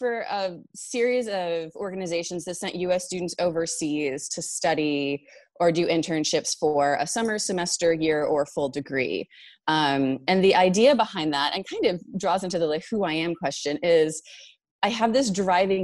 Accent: North Carolina, United States; moved away as an adult; also born or lived in China / Amherst, Massachusetts; now in East Hampton, United States; I'm from North Carolina.

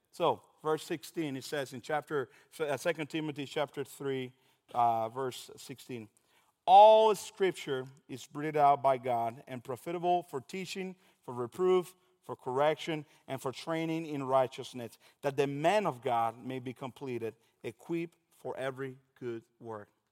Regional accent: Dominican Republic; moved away; I am originally from Dominican Republic

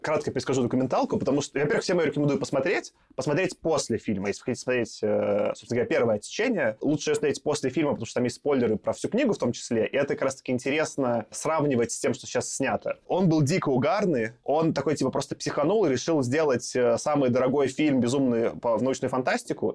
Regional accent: Belarus; now in Russia; я все-таки как белорус

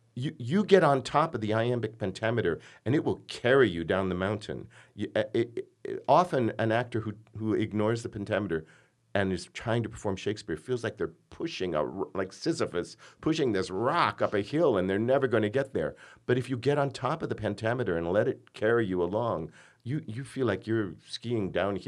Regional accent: Michigan, United States; "Where are you from?" And I would say, "Michigan."

